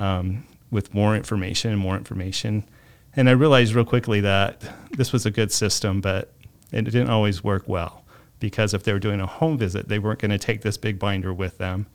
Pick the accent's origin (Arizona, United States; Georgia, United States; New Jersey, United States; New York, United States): Arizona, United States; Mesa; I was born and raised here in Mesa